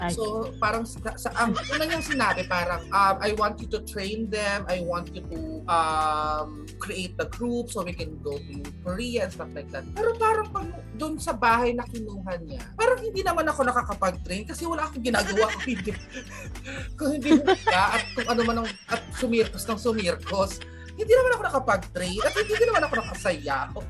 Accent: Philippines; Pero I've never really seen myself dating outside being a Filipino.

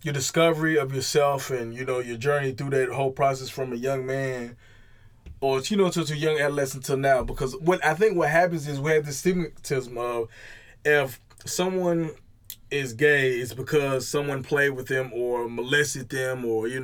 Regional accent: Blytheville, Arkansas, United States; we from being from Blythe

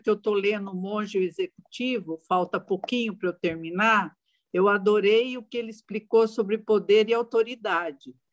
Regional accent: São Paulo, Brazil; eu sou do estado de São Paulo

